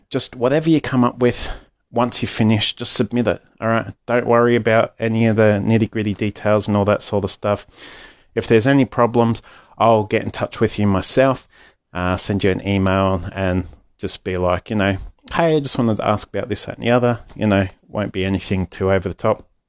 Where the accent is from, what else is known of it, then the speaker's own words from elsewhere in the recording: Australia; Aussie Dad